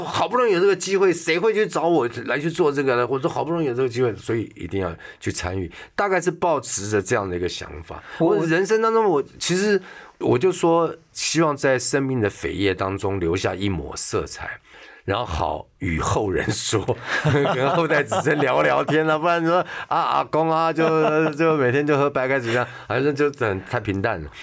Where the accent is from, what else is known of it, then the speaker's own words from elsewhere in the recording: Taipei, Taiwan; also born or lived in Taichung; 我幼稚园是台北立联幼稚园，嗯。台北立联小学，嗯。台中味道中学， 全部都私立学校